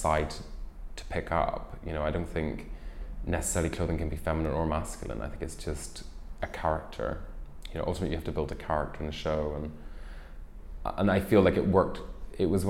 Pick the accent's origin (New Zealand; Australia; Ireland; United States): Ireland; moved away; I'm originally Irish and I grew up there